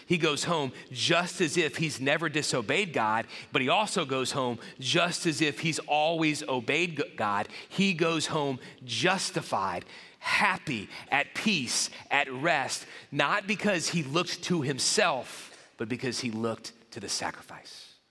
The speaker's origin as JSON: {"language": "English", "town": "New Orleans", "region": "Louisiana", "country": "United States", "tie": "born or raised there", "said": "my school where I grew up in the New Orleans area"}